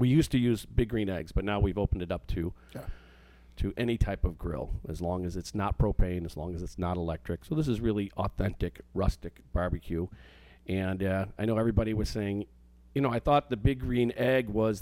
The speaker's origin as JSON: {"language": "English", "town": "Chicago", "region": "Illinois", "country": "United States", "moved": "yes", "lives_now": "southwestern Michigan, United States", "said": "from Chicago, you know, so we have high standards on our pizza"}